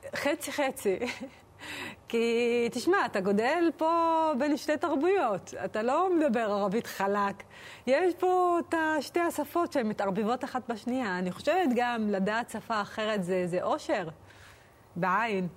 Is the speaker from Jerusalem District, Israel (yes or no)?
no; Acre, Northern District, Israel; now in Jaffa, Israel; שגדלתי דווקא בעכו